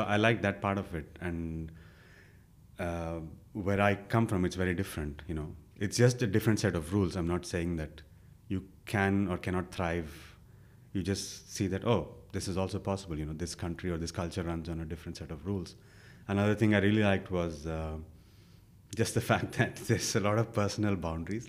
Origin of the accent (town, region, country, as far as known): India; born or raised there; moved away as an adult